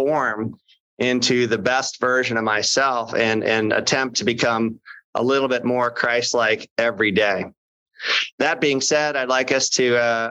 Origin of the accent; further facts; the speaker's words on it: St. Louis, Missouri, United States; I was born in November 10th, soon to be 52 years ago in St. Louis